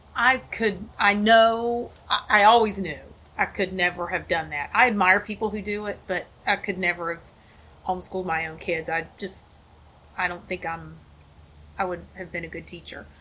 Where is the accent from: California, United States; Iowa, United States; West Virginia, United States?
West Virginia, United States; also born or lived in Cleveland, Ohio / Delaware; now in Wilmington, United States; I grew up in West Virginia.